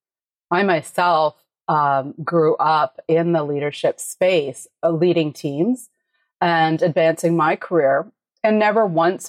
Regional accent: Canada; I'm Canadian

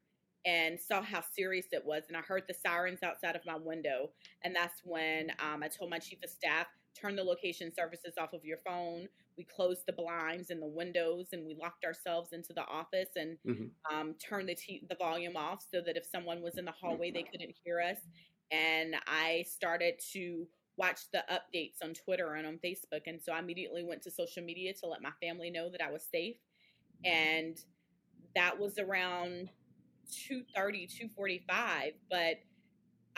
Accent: Georgia, United States; my home state of Georgia

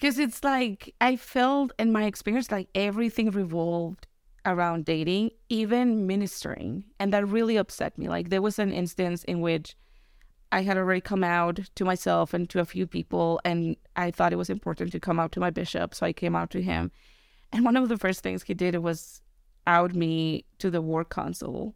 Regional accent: Tijuana, Baja California, Mexico; moved away; I was born in California, but I was raised in Mexico

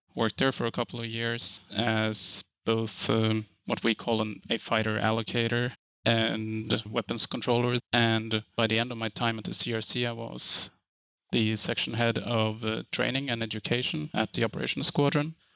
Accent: Trondheim, Trøndelag, Norway; English is a second language; from third or fourth biggest city in Norway. They're called the Trondheim

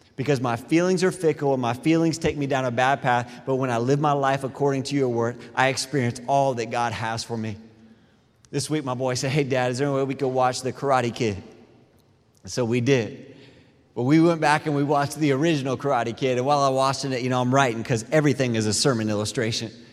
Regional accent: Clearwater, Florida, United States; I grew up in Clearwater

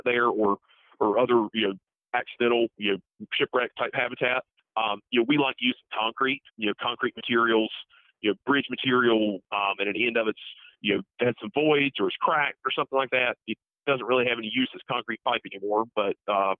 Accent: Tarboro, North Carolina, United States; I am originally from Tarboro, North Carolina

